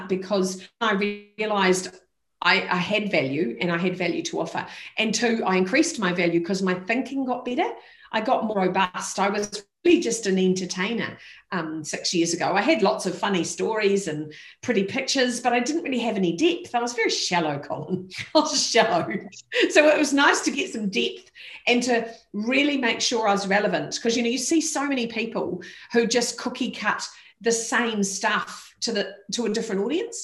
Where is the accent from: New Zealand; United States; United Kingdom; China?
New Zealand; as a New Zealander